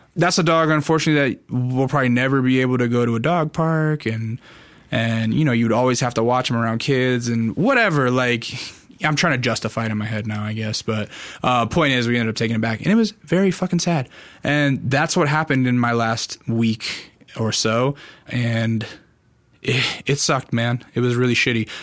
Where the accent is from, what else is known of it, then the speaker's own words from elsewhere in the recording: Alaska, United States; now in Los Angeles, United States; I grew up in Alaska